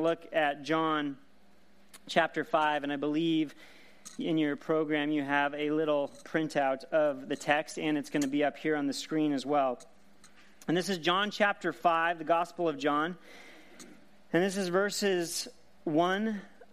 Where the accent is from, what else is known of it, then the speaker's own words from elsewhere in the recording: Seattle, Washington, United States; I grew up in the Pacific Northwest in the Seattle area.